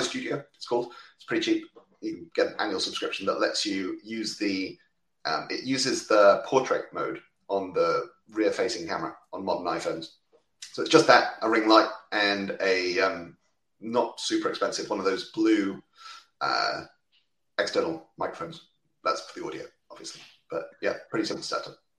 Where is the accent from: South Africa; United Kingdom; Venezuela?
United Kingdom; I'm a Brit based in uh, just outside London